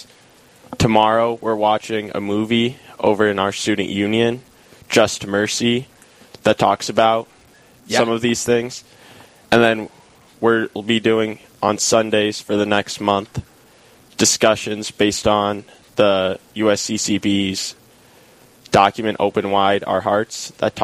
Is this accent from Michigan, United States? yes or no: no; Sioux Falls, South Dakota, United States; I'm from Sioux Falls, South Dakota.